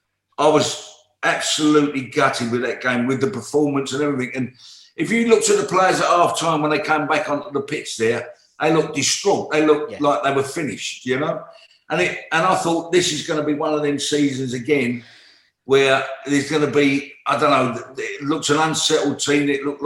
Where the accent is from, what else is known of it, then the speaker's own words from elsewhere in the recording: Plaistow, London, United Kingdom; also born or lived in Hackney; I lived in Caister Park Road, which is Plaistow. That's where I come out. I was born in Eckney Hospital, but really I was brought up in Plaistow.